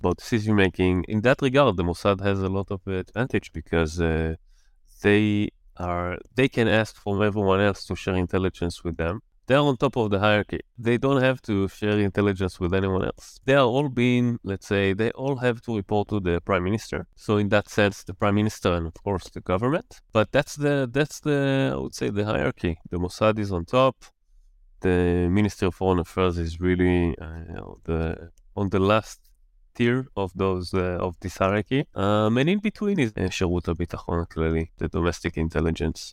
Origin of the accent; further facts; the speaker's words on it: Jerusalem, Jerusalem District, Israel; moved away as an adult; also born or lived in London; now in Netherlands; I was born and raised in Jerusalem, in Israel, and, uh, since two thousand twelve, I'm a resident of, uh, the Netherlands